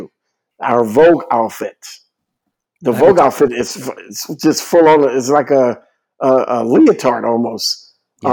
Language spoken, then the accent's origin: English; New Orleans, Louisiana, United States; I was born in New Orleans.